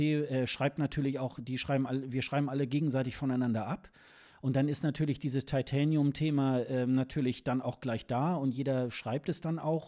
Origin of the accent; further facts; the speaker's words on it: Germany; als Deutsche